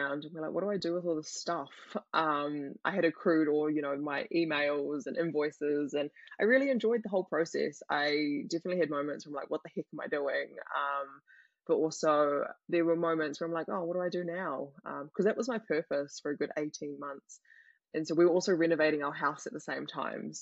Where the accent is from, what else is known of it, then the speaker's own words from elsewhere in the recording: Thailand; now in New Zealand; I'm from Thailand